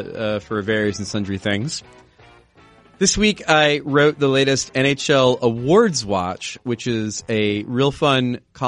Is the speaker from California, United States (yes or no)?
no; New Jersey, United States; I grew up in Jersey